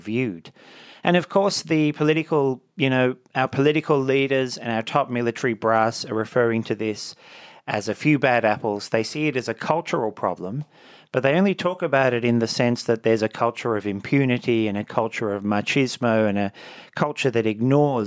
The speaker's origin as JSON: {"language": "English", "area": "Blue Mountains", "region": "New South Wales", "country": "Australia", "tie": "born or raised there", "said": "when I was a teenager growing up in the Blue Mountains"}